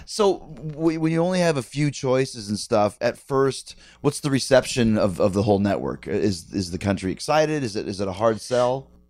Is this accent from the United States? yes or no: no; Canada; I'm from Canada